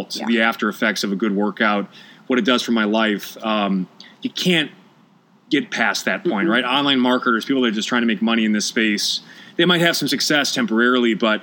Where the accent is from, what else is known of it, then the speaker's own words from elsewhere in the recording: Milwaukee, Wisconsin, United States; moved away as an adult; also born or lived in Pennsylvania; now in Malibu, United States; I'm from Milwaukee, Wisconsin, spent 3 years in Pennsylvania before moving now to Malibu